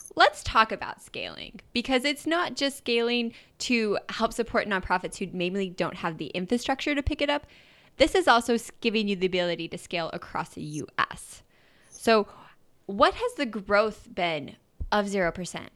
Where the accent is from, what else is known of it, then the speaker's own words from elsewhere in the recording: Idaho, United States; now in San Diego, United States; growing up in Idaho. But living in San Diego